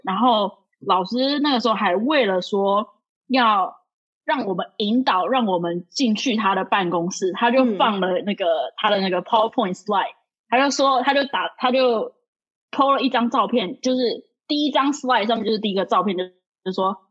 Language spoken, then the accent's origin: Chinese; Taiwan; moved away as an adult; now in New York, United States; 我是台湾人